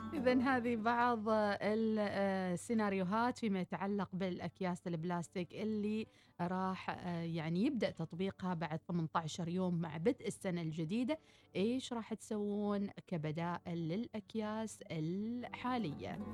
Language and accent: Arabic; Oman; احنا كطبع عمانيين